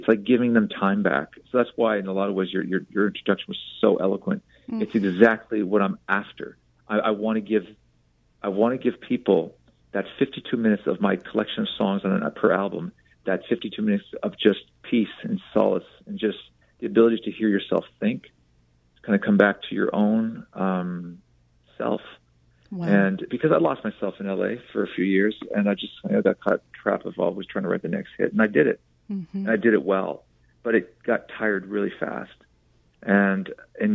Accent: Canada; now in Los Angeles, United States; I'm a Canadian living in Los Angeles

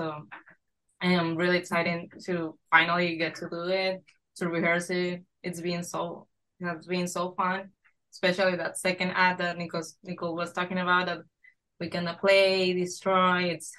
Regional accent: Venezuela; moved away; I'm from Venezuela.

